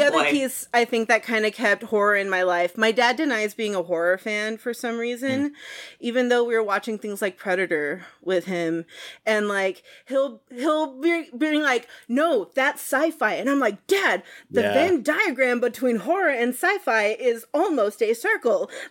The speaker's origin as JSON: {"language": "English", "town": "San Antonio", "region": "Texas", "country": "United States", "tie": "born or raised there", "said": "I grew up in San Antonio, Texas"}